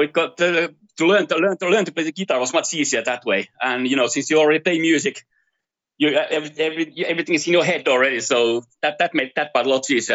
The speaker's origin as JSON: {"language": "English", "country": "Finland", "tie": "born or raised there", "moved": "as an adult", "lives_now": "Brazil", "said": "I'm from Finland. So I first first thirty years of my life I spent in Finland"}